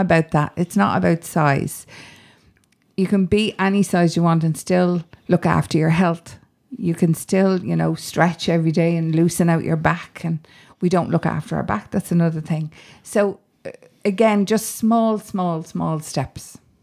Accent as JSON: {"language": "English", "town": "Dublin", "region": "Leinster", "country": "Ireland", "tie": "born or raised there", "said": "I grew up on Grand Canal Street up the road there"}